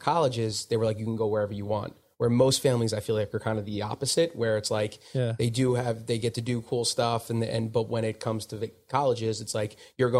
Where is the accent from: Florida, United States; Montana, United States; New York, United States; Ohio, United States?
New York, United States; Smithtown; so I was born in Smithtown, which is on Long Island.